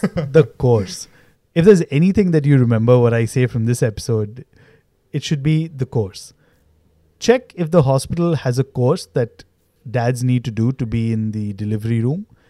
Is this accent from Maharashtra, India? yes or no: yes; Mumbai, Maharashtra, India; I was born in South Bombay